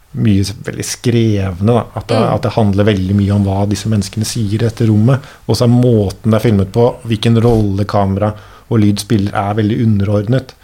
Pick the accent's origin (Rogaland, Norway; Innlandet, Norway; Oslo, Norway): Oslo, Norway; also born or lived in Denmark; vi er jo fra byen og eh, har bodd og har da litt, liksom litt sånn lokale røtter føtter